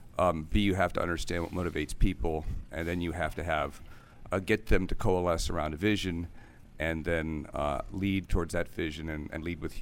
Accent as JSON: {"language": "English", "town": "Severna Park", "region": "Maryland", "country": "United States", "tie": "born or raised there", "said": "I grew up in Severna Park, Maryland."}